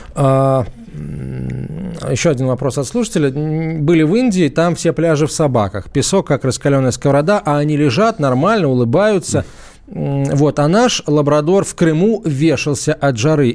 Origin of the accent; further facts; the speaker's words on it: Azerbaijan; moved away; я сам родился в Закавказье, в Азербайджане